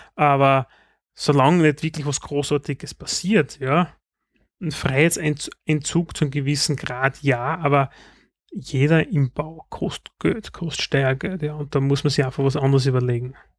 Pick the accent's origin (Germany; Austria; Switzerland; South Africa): Austria; Styria; bei uns in der Steiermark